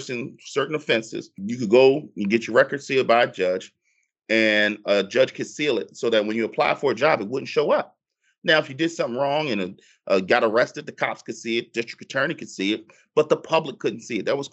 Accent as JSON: {"language": "English", "town": "Philadelphia", "region": "Pennsylvania", "country": "United States", "said": "I'm from Philly, a black guy with a beard"}